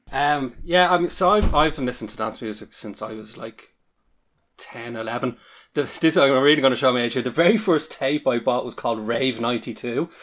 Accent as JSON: {"language": "English", "country": "Ireland", "accent": "Irish", "said": "you can probably tell from my accent, accent that I'm Irish"}